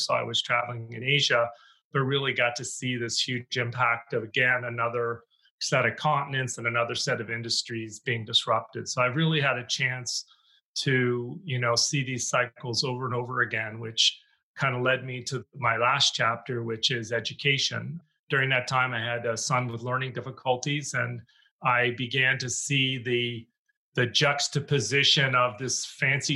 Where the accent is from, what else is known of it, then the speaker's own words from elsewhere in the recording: Canada; moved away as an adult; now in United States; I'm originally Canadian, so I grew up there, was on my way to being a lawyer, and got recruited to the U.S.